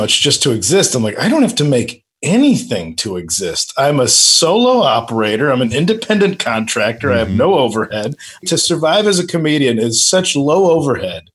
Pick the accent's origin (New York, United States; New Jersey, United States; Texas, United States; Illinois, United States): Illinois, United States; the Midwest; moved away; I'm from the Midwest.